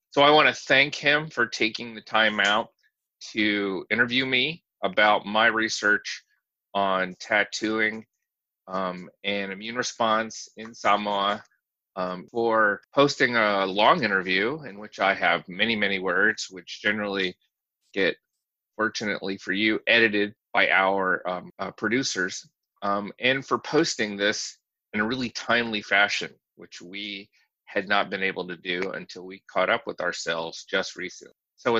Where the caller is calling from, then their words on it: Tuscaloosa, Alabama, United States; I am in my office at the University of Alabama in Tuscaloosa, Alabama today.